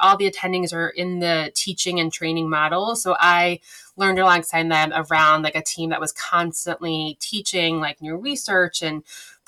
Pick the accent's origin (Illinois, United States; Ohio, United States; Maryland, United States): Maryland, United States; Baltimore; moved away as an adult; now in Boston, United States; I'm originally from Baltimore and went to undergrad in Maryland and then came up to Boston in PA school.